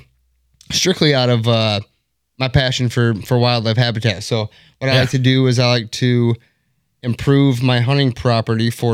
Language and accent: English; Grand Haven, Michigan, United States; also born or lived in Brighton, Michigan; Grew up in Grand Haven, Michigan.